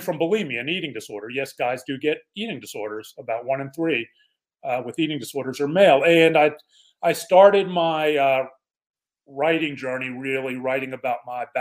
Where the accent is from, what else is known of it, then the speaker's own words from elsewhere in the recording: Pittsburgh, Pennsylvania, United States; now in Dallas, United States; Born and raised in Pittsburgh, PA.